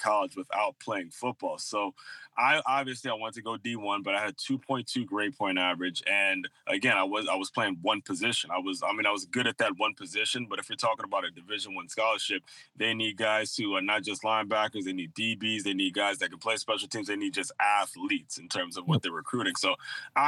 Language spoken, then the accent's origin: English; Maryland, United States; moved away as an adult; also born or lived in Long Island, New York; now in West Palm Beach, United States; when I was growing up in Maryland